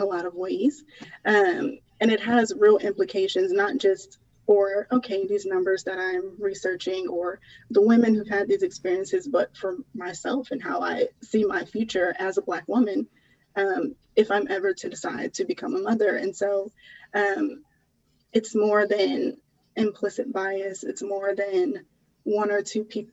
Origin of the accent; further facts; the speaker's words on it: Jonesboro, Georgia, United States; moved away; I am from the south side of Atlanta. I grew up in Jonesboro, Georgia